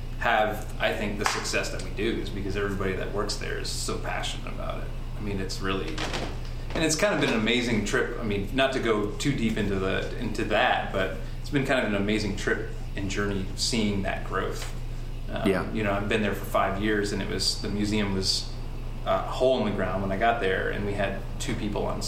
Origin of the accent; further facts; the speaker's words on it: Adirondack region, Upstate New York, United States; Upstate New York. So if you go 7 hours north of New York City, I'm right on the Canadian border